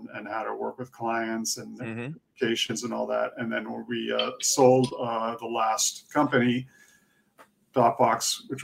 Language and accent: English; Connecticut, United States; moved away as an adult; also born or lived in Boston, United States / France; now in New York City, United States; My parents are Swiss, so I'm a Swiss citizen, but I was raised in Connecticut.